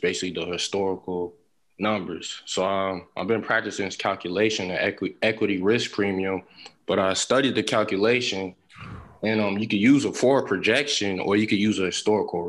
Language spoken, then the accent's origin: English; Virginia, United States; now in Huntsville, United States; I'm from Virginia, but I stay here in Alabama